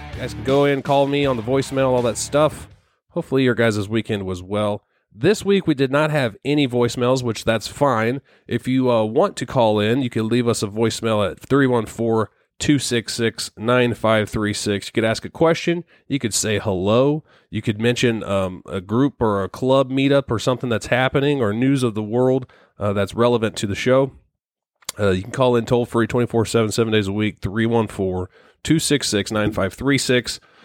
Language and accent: English; Missouri, United States; we're from Missouri